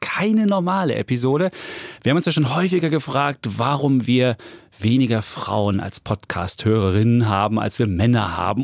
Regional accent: East Germany, Germany; als Ossi

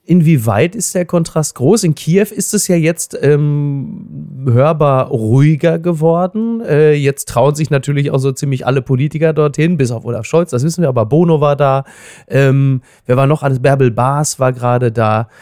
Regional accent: Germany; als Deutscher

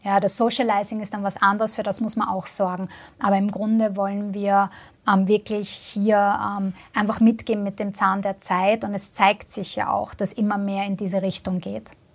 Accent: Vienna, Austria; ich komme selber aus Wien, ja, also ich, ich arbeite quasi auch am Land

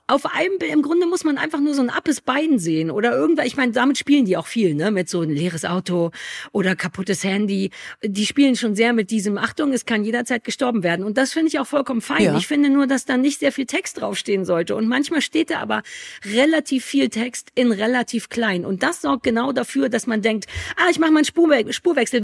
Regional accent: Germany; ich komme ja aus der DDR.

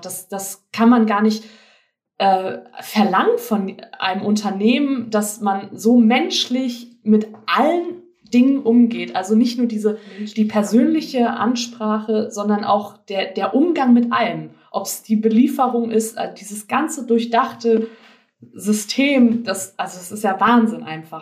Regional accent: Frankfurt area, Hesse, Germany; moved away; Ich komme eigentlich aus dem Frankfurter Raum.

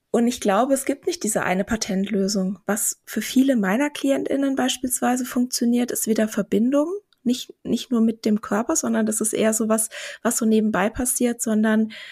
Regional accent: Vienna, Austria; Ja, aber ich, ich, ich bin doch Wienerin. Ich bin doch Wienerin.

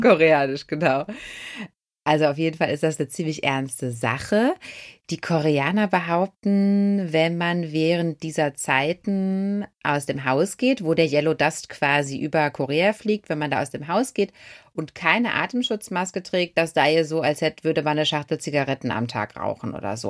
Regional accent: Ruhr area, North Rhine-Westphalia, Germany; wir kommen ja aus dem Ruhrgebiet

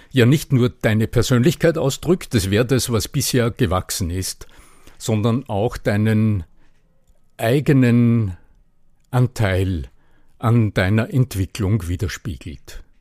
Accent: Upper Austria, Austria; Denn so habe ich nicht geklungen, als ich aufgewachsen bin. Ich bin in Oberösterreich aufgewachsen und da redet man so

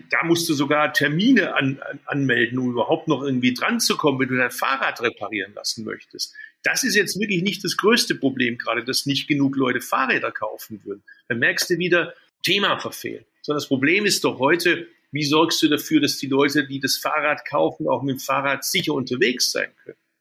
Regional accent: Swabia, Baden-Württemberg, Germany; moved away as an adult; also born or lived in Berlin; als Schwabe

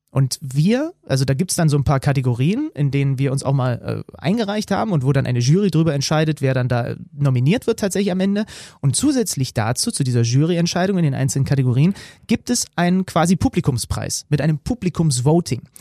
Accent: East Germany, Germany; Ja, und ich komme aus dem Osten, das heißt ich auch.

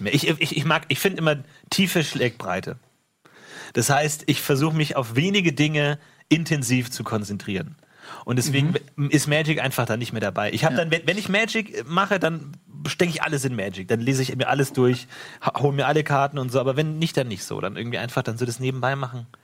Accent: a lake in the Munich area, Bavaria, Germany; wo ich aufgewachsen bin

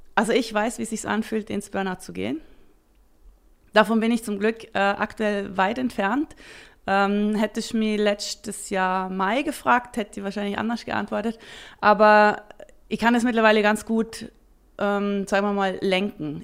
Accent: Vorarlberg, Austria; moved away as an adult; now in Switzerland; Als Vorarlbergerin immer schon große Affinität zu, zu den Bergen und natürlich auch zur Schweiz und bin dann in die Schweiz gekommen

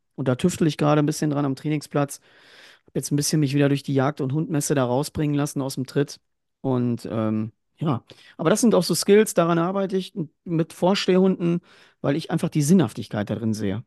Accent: Ruhr area, North Rhine-Westphalia, Germany; bei uns im Ruhrgebiet

